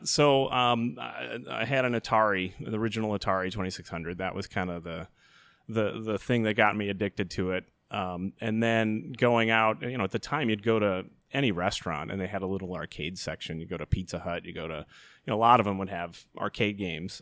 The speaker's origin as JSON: {"language": "English", "town": "Chicago Ridge", "region": "Illinois", "country": "United States", "tie": "born or raised there", "lives_now": "Elmhurst, United States", "said": "Grew up in Chicago Ridge"}